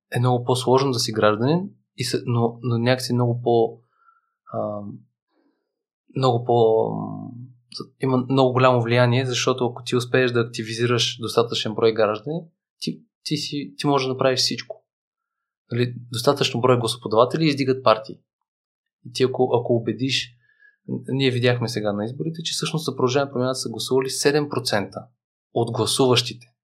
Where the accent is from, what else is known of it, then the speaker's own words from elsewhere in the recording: Bulgaria; ние сме българи, аз съм живял в чужбина